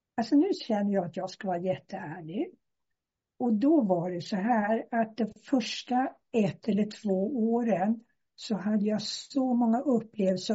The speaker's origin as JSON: {"language": "Swedish", "town": "Stockholm", "region": "Stockholm County", "country": "Sweden", "moved": "as an adult", "lives_now": "Skillinge, Sweden", "said": "jag sitter nere i Skillinge på Österlen, men jag är från Stockholm."}